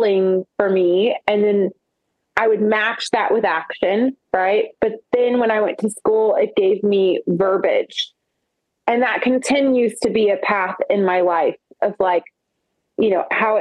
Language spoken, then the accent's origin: English; Oklahoma, United States; I'm from Oklahoma